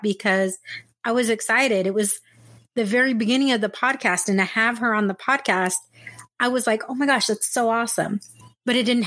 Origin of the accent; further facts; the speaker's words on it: San Diego, California, United States; moved away as an adult; also born or lived in Texas / Orange County; I'm originally from San Diego and I moved away, I moved to Texas